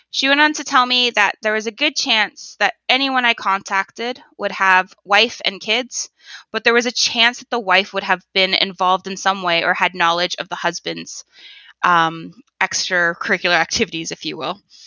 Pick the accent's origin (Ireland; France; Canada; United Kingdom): Canada; Toronto, Ontario; I was born in the Toronto area